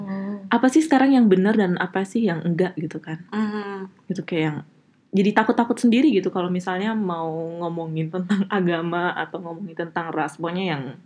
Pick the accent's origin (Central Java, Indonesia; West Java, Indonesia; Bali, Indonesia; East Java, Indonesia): Bali, Indonesia; moved away as an adult; now in Aachen, Germany; aku asli dari Bali agamaku masih agama Hindu